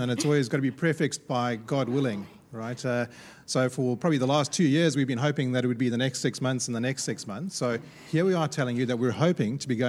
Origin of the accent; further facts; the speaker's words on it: Cape Town, Western Cape, South Africa; moved away as an adult; also born or lived in Malawi; now in Perth, Australia; So as Sarah mentioned, we are originally from Cape Town, but we had the opportunity to go work in Malawi back in 2004.